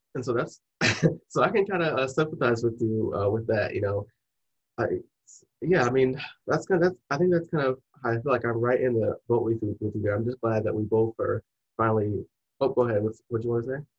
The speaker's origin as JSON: {"language": "English", "region": "Michigan", "country": "United States", "said": "we're both from Michigan."}